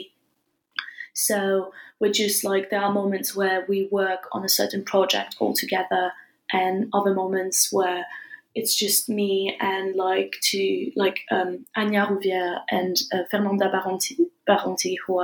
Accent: France; also born or lived in England; I studied a bit in England and I was raised and born in France

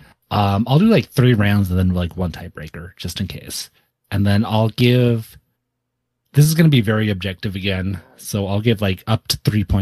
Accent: the South, United States; as an American who grew up in various southern states mostly, I've not really been exposed to many blank.

